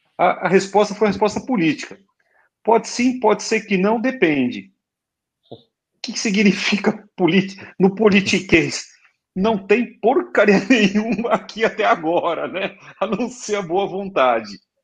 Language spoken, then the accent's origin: Portuguese; Brazil; a gente é brasileiro